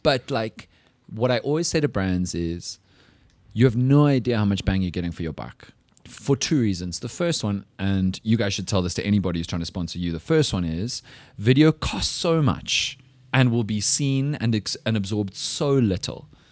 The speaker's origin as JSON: {"language": "English", "country": "South Africa", "said": "we as English speaking South Africans"}